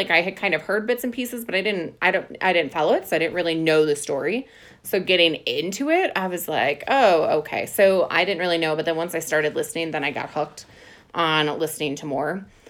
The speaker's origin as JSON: {"language": "English", "region": "Wisconsin", "country": "United States", "accent": "Wisconsin", "said": "it also brings back my Wisconsin accent"}